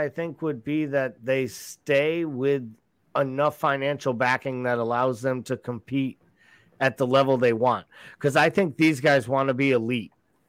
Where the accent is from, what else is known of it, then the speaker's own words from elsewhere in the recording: New England, United States; I'm from New England. I'm a kid that grew up here waiting for the Red Sox to win the World Series.